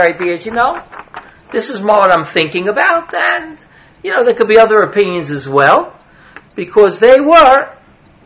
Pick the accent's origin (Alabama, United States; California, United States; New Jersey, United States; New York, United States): New York, United States; New York City; accent: Brooklyn; I come from New York. I'm a New Yorker. I don't have to tell you that. It's just the accent, right? From Brooklyn, actually